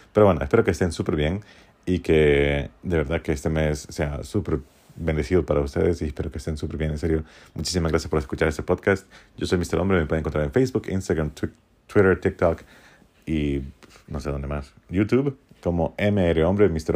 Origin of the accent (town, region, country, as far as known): Honduras; born or raised there